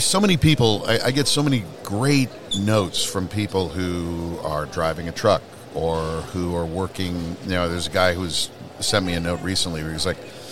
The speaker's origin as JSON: {"language": "English", "region": "Indiana", "country": "United States", "tie": "born or raised there", "also_born_or_lived": "California / Ashland, Oregon", "moved": "as an adult", "said": "I grew up in Indiana"}